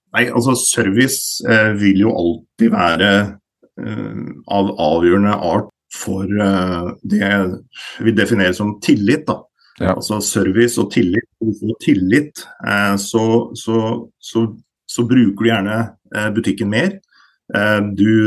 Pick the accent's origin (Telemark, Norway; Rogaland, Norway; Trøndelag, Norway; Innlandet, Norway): Innlandet, Norway; Elverum; Jeg er jo da fra Elverum. Eh, og vokste opp i denne bedriften